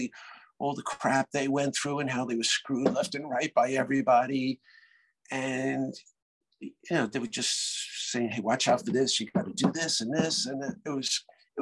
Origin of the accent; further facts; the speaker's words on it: New York City, New York, United States; I'm from Brooklyn